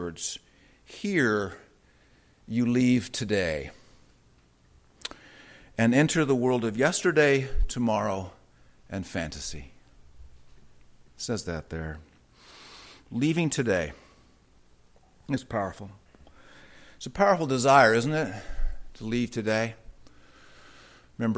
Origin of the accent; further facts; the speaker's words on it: Southern California, United States; I grew up in Southern California